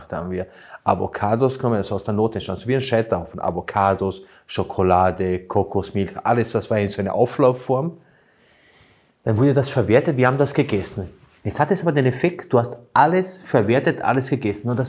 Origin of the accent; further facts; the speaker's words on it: Burgenland, Austria; Bei uns im Burgenland heißt es